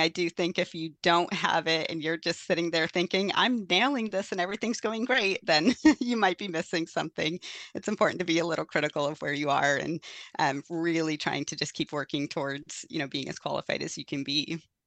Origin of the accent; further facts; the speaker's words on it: Forks, Washington, United States; moved away; also born or lived in Fort Hall, Idaho; I actually grew up in the Quileute Reservation, though, in, uh, located by Forks, Washington